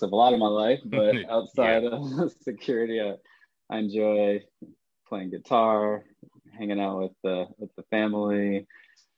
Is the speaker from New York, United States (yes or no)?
yes; Ithaca, New York, United States; moved away as an adult; now in Raleigh, United States; originally from upstate New York, Ithaca, New York. So grew up there, born and raised.